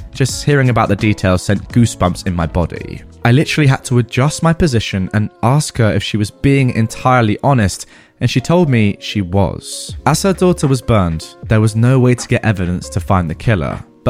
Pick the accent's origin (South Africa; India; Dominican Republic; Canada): India